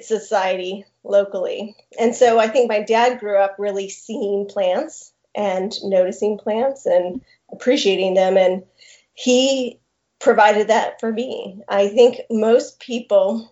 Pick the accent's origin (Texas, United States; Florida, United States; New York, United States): Florida, United States; Tallahassee; also born or lived in Colorado / Montana; I am actually from Tallahassee